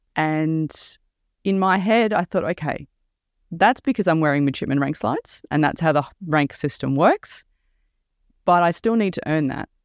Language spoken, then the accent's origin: English; Mornington Peninsula, Victoria, Australia; I'm from the Mornington Peninsula, down where HMAS Cerberus is